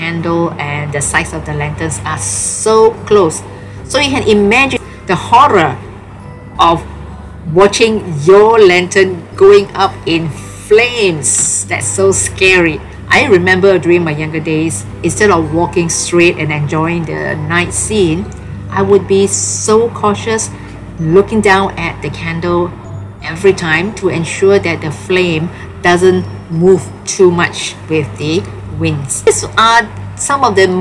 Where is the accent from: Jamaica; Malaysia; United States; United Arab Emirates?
Malaysia; I'm a Malaysian of Chinese origin.